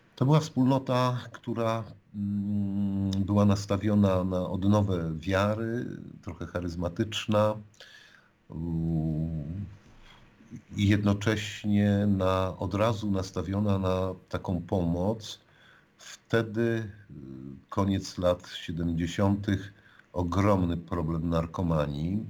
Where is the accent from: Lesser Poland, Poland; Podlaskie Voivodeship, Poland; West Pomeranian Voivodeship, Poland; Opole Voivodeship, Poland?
West Pomeranian Voivodeship, Poland; Świelubie; now in Lublin, Poland; urodziłem się w domu rodzinnym